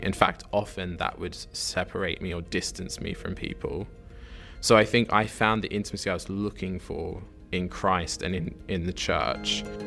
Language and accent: English; Sydney, New South Wales, Australia; moved away as an adult; now in Oxford, United Kingdom; I am from Sydney, Australia, originally.